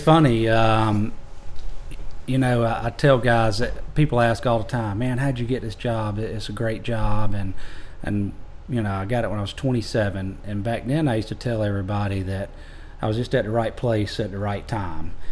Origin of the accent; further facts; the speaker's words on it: Augusta, Georgia, United States; moved away as an adult; also born or lived in Johns Island, South Carolina / Tifton, Georgia; now in Walterboro, United States; born and raised there in Augusta. Grew up going to the Masters